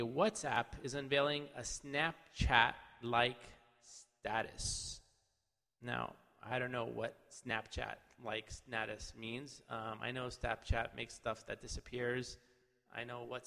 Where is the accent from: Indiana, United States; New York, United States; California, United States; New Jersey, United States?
California, United States; I'm from California